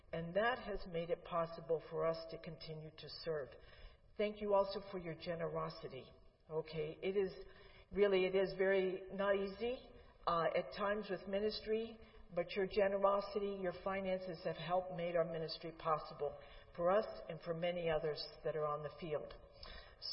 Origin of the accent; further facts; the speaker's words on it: Pittsburgh, Pennsylvania, United States; moved away as an adult; also born or lived in New York / West Virginia; now in Uruguay; we are not from this area. We do not have family. I grew up in Pittsburgh.